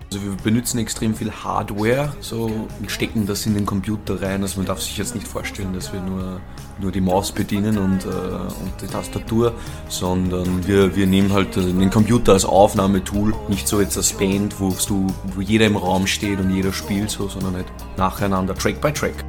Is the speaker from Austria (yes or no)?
yes; Upper Austria, Austria; moved away as an adult; now in Vienna, Austria; wir kommen aus Oberösterreich. Dort sind wir zumindest geboren, aufgewachsen